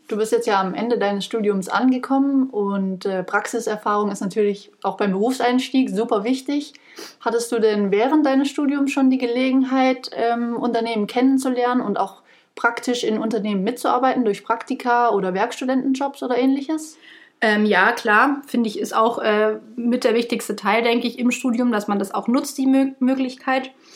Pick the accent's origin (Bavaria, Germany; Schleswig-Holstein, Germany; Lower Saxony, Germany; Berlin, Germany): Bavaria, Germany; Munich; moved away as an adult; also born or lived in Stuttgart / Würzburg; bin ich aus München